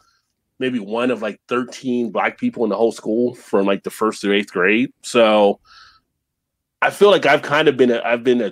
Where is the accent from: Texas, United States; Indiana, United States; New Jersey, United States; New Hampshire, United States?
New Jersey, United States; also born or lived in Northern Kentucky/Cincinnati area; now in Independence, Kentucky, United States; I grew up in New Jersey